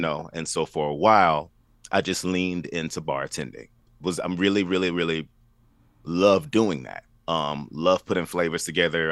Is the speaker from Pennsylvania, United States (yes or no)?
no; Baton Rouge, Louisiana, United States; moved away as an adult; now in Nashville, United States; I am from Baton Rouge, Louisiana